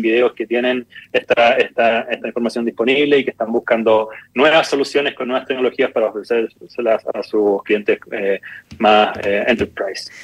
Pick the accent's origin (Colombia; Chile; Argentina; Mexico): Chile; moved away as an adult; also born or lived in New York; somos dos chilenos y un griego